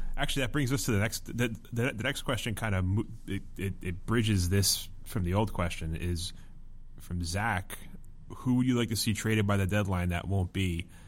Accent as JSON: {"language": "English", "country": "United States", "said": "being an American"}